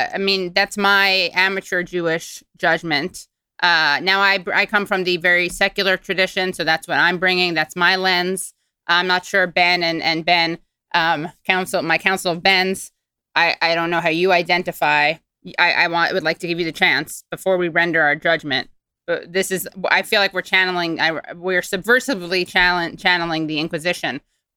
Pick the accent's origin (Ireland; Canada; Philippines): Ireland; And as an Irishman, I'm just saying that's extra problematic.